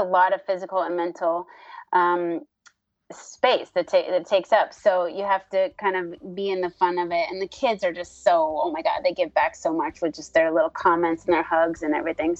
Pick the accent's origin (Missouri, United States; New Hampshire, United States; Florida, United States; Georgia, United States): New Hampshire, United States; I grew up in New Hampshire and in nature